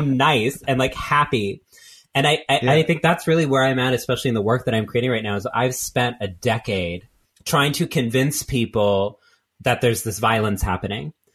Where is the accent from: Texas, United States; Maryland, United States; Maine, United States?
Texas, United States; moved away as an adult; also born or lived in California; now in New York, United States; I grew up in Texas